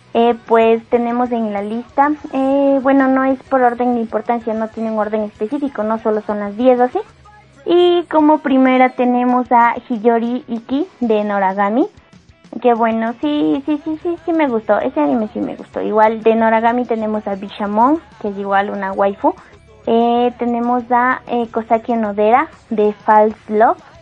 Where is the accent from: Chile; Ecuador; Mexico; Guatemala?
Ecuador; soy de Ecuador